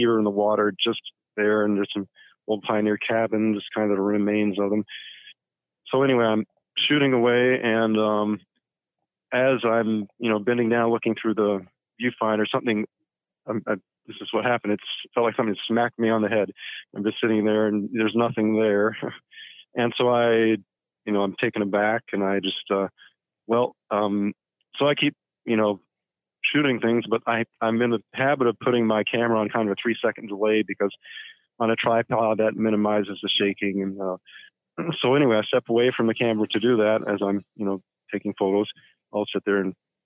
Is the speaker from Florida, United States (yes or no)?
yes; Florida, United States; I grew up in Florida, where there's all sorts of electrical storms